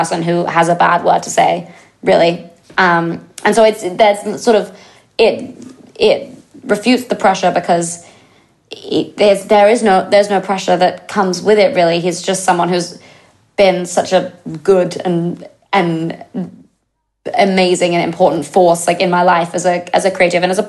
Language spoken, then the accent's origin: English; England, United Kingdom; I'm English